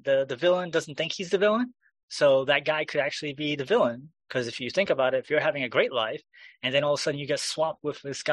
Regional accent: New York, United States; as a New Yorker

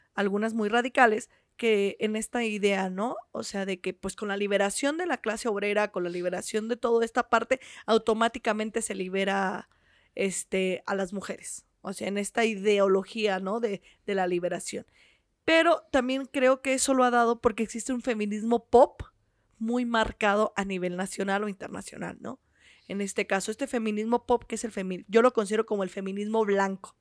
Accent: Michoacán, Mexico; soy michoacana, soy docente

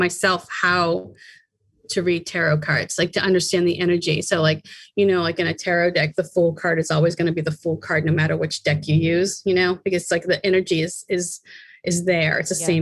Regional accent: Boston, Massachusetts, United States; moved away; growing up in Boston to moving out here and traveling around

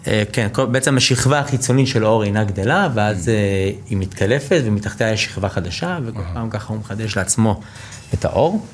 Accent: United States; now in Israel; אני יליד ארה"ב, אה, אבא שלי ישראלי, אימא אמריקאית

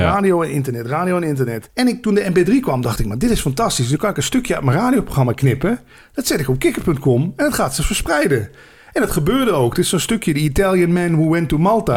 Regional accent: Limburg, Netherlands; moved away; als Limburger

